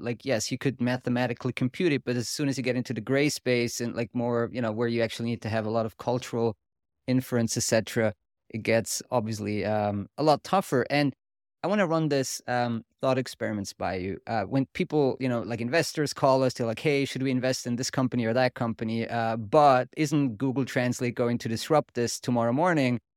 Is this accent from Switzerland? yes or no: yes; Switzerland; accent: Swiss German; first language Swiss German; English is a second language; my native language is German, kind of Swiss German